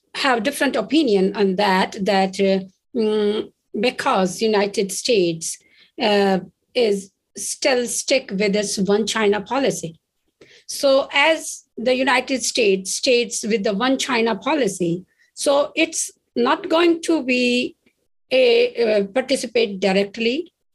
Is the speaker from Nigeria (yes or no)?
no; India; as an Indian